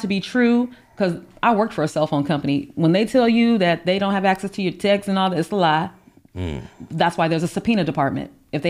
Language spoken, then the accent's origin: English; California, United States; also born or lived in Orlando, Florida; I was born in Orlando, Florida, and so I travel there a lot. But when I go, my family there, there's a misconception that like because you're from California, like you're rich